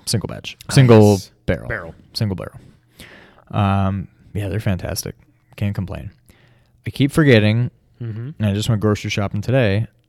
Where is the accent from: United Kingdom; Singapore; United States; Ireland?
United States; New York; New York. We get it. Yeah, we're from New York.